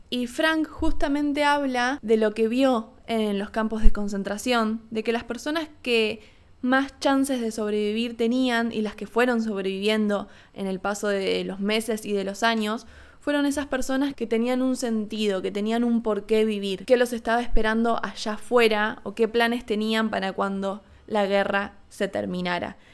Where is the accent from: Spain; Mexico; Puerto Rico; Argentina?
Argentina; moved away as an adult; no estuve viviendo en Argentina, que es mi país natal